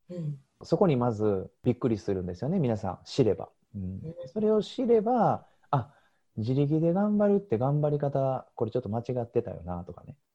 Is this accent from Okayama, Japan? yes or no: no; Osaka, Japan; also born or lived in Saga Prefecture / Tokyo; 大阪生まれ大阪育ちで中学まで大阪の方で生活してましたそこから高校は九州の佐賀県の方に行きまして、